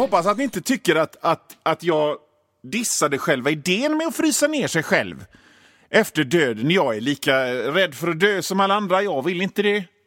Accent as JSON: {"language": "Swedish", "town": "Gothenburg", "region": "Västra Götaland", "country": "Sweden", "said": "jag är från Göteborg"}